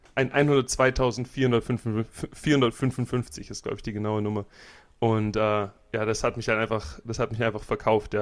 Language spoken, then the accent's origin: German; Germany; moved away; also born or lived in Florida; ich komme aus Deutschland